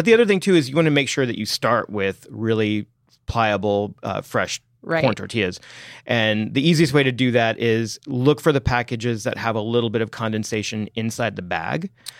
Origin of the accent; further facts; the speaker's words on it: Texas, United States; I am from Texas.